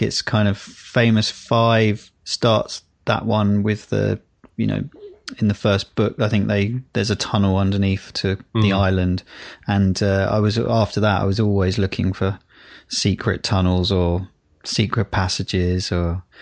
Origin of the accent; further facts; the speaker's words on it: United Kingdom; as British people